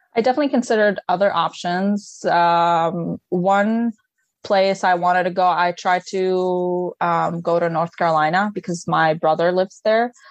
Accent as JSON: {"language": "English", "country": "Lebanon", "second_language": "English", "moved": "as an adult", "lives_now": "Michigan, United States", "said": "I'm originally from Lebanon. Um, I moved here back in 2015 for my undergrad"}